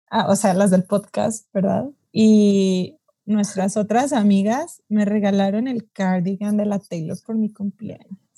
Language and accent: Spanish; Yucatán, Mexico; El acento verdadero soy yo, de Yucatán.